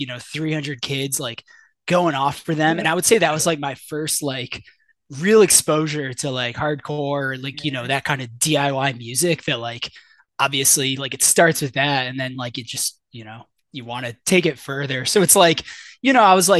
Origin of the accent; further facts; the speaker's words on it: Shelby Township, Michigan, United States; moved away as an adult; now in McKinney, United States; I grew up in Shelby Township, which is, you know, north of Detroit